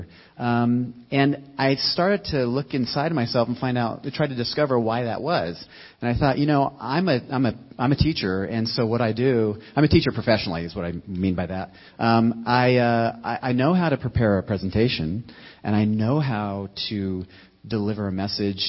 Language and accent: English; United States; As an American Christian